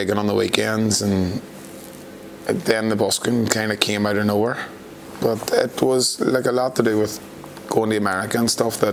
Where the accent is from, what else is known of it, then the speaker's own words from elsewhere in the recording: County Fermanagh, Tyrone, Northern Ireland, United Kingdom; now in Belfast, United Kingdom; I'm from County Fermanagh, Tyrone